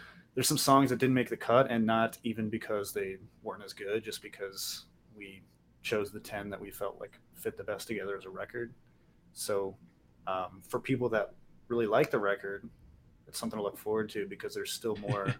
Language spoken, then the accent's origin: English; Cincinnati, Ohio, United States; we're from Cincinnati.